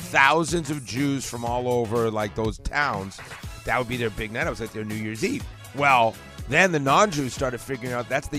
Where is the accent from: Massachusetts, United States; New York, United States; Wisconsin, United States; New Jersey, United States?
Massachusetts, United States; Boston; now in Atlanta, United States; So when you grow up, Jewish guys like me, one of the biggest nights out of the year growing up in Boston.